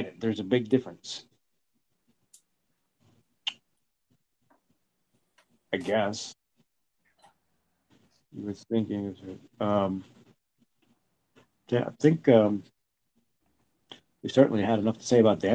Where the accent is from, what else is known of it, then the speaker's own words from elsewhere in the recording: Cornwall, New York, United States; I'm from Cornwall, upstate New York.